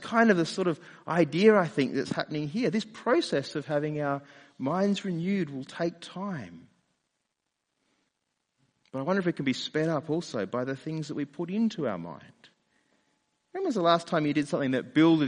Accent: Australia; accent: Australian; also born or lived in London; my Australian accent faded away and was replaced with an English accent.

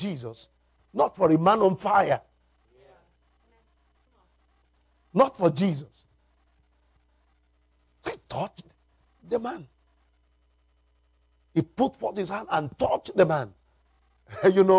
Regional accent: Nigeria; I'm from Nigeria, Africa

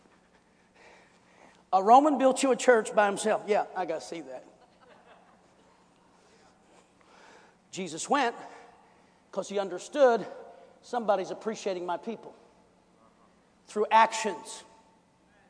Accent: United States; I'm an American citizen, legitimately born into this nation.

